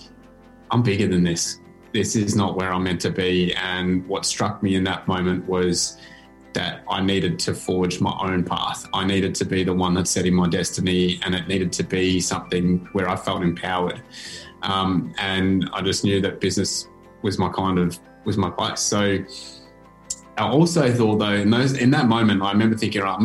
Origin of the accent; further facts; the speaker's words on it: Bendigo, Victoria, Australia; I grew up in Bendigo, which at the time was a pretty, it was one of the least multicultural towns in the country